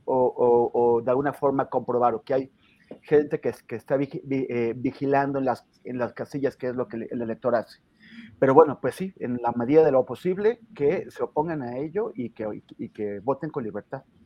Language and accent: Spanish; northern Mexico, Mexico; now in Mexico City, Mexico; siendo norteño